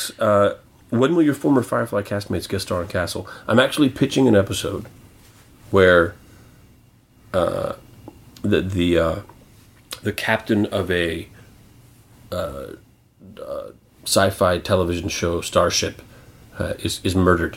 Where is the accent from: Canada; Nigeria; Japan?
Canada; I'm Canadian.